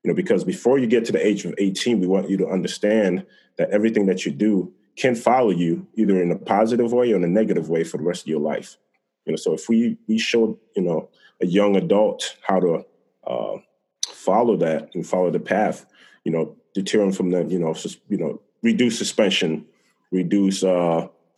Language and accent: English; Benton Harbor/Berrien Springs, Michigan, United States; now in Rochester, United States; Barron Springs, Michigan, where, you know, that's my hometown